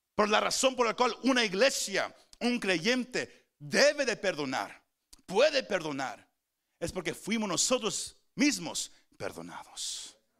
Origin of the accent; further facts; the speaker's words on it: Mexico; Somos mexicanos